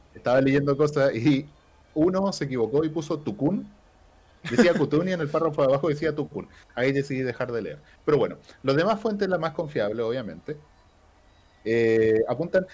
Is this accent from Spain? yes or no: no; Chile; Aquí somos chilenos